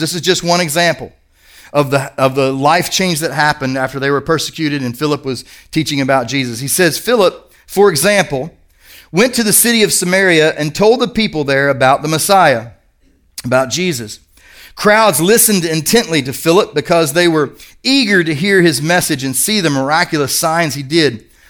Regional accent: Kentucky, United States; I'm from Kentucky

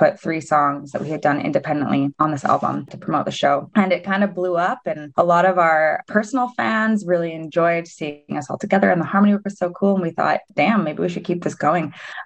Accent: Spruce Grove, Alberta, Canada; now in Edmonton, Canada; from Spruce Grove, so just a bit west of the city. I also live in Edmonton now.

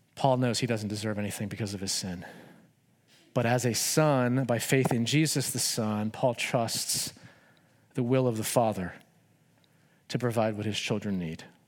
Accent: United States; I love being an American.

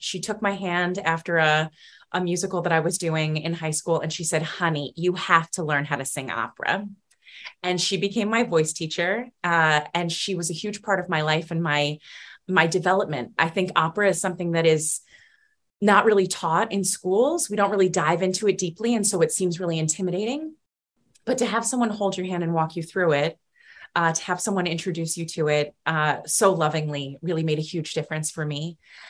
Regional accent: New York, United States; Growing up on Long Island, I loved to go see Broadway shows

